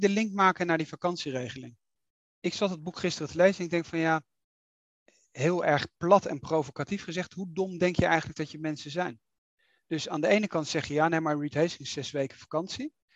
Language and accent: Dutch; Netherlands; we gaan er keihard in als Nederlanders